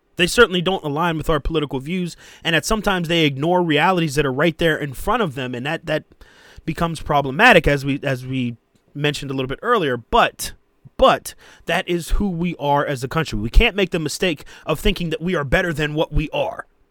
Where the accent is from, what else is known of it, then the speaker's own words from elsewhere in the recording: United States; us as American workers